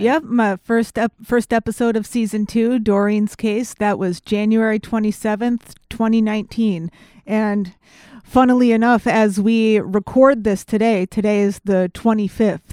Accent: Connecticut, United States; I'm from Connecticut

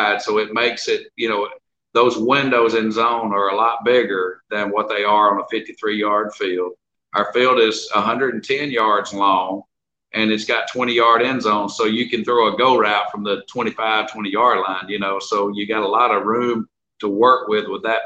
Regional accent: Jackson County, Alabama, United States; moved away; also born or lived in Winnipeg, Canada; I was born in Jackson County, Alabama.

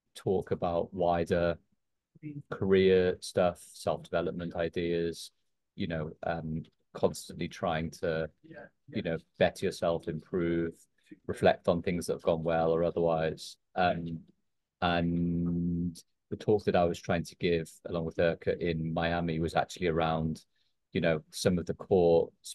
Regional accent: Liverpool, North West England, United Kingdom; I grew up in Liverpool as a big Liverpool fan

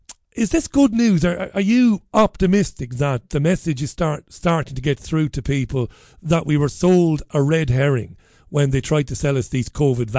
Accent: Ballybeg, County Waterford, Ireland; now in Salford, United Kingdom; You'd never see that litter on the streets of Ballybeg. I grew up in Priory Lawn. But Salford is disgusting.

